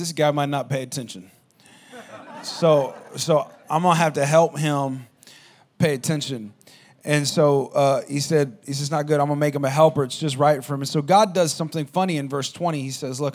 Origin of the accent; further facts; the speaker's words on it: Albuquerque, New Mexico, United States; moved away; I grew up in Albuquerque, New Mexico, and there wasn't anything there.